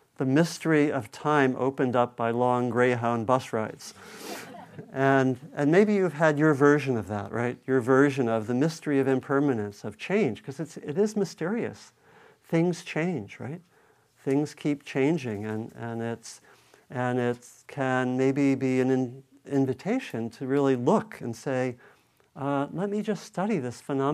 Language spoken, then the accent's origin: English; East Coast, United States; moved away as an adult; also born or lived in New England; now in Bay Area, United States; I was growing up on the East Coast